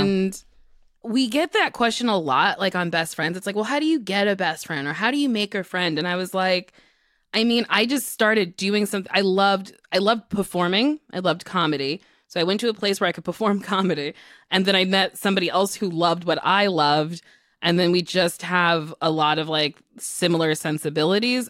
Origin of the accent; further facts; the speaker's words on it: New Jersey, United States; New Jersey gave me New York City. Uh, I was an hour away from the city. I got to see a lot of Broadway shows in high school.